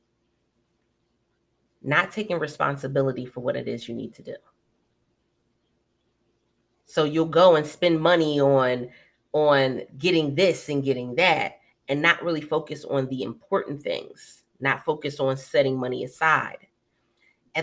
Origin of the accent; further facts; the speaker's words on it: Philadelphia, Pennsylvania, United States; moved away as an adult; now in Maryland, United States; I was originally from Philly.